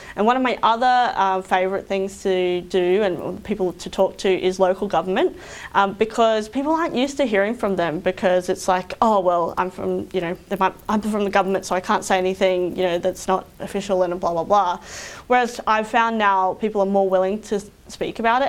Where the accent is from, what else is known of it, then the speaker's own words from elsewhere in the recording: Roma, Queensland, Australia; I grew up in Roma, which is about six hours west of here.